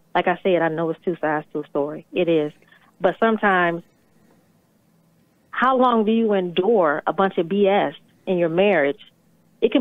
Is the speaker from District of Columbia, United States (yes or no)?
no; Detroit, Michigan, United States; I'm from Detroit.